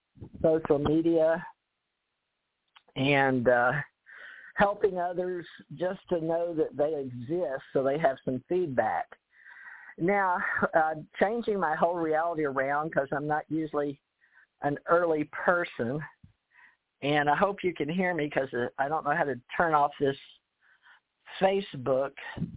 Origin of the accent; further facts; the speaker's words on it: United States; Growing up in America, this is